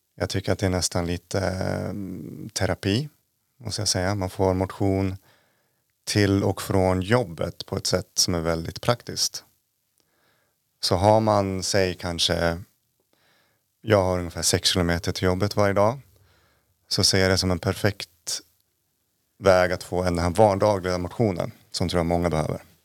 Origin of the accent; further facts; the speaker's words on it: Uppsala, Uppsala County, Sweden; moved away as an adult; also born or lived in Jämtland Härjedalen; now in Jämtland, Sweden; jag är från Uppsala från början, flyttade hit 2015